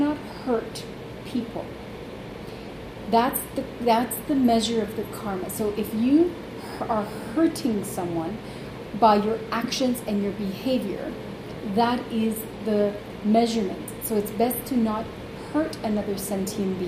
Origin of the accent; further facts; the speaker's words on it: Toronto, Ontario, Canada; also born or lived in Uruguay; I'm born in Uruguay, South America, but I was raised in Toronto